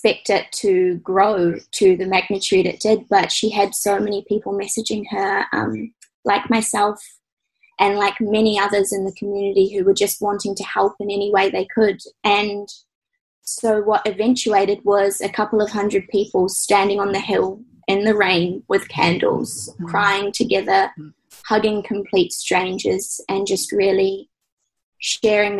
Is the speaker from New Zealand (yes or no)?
yes; Timaru, Canterbury, New Zealand; moved away as an adult; also born or lived in Christchurch, New Zealand; now in Sunshine Coast, Australia; I grew up a South Canterbury girl